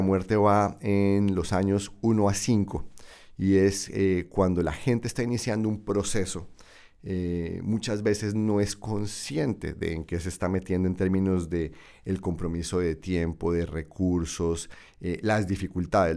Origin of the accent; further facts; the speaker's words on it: Bucaramanga, Santander, Colombia; moved away; mi ciudad natal, Bucaramanga